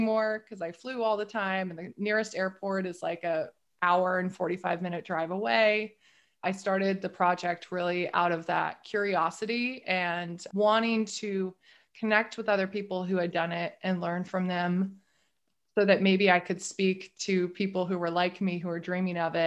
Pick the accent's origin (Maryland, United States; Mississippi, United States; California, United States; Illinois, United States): California, United States; northern; also born or lived in Seattle; now in Maine, United States; I'm actually from way northern California, from a rural area, but way northern California.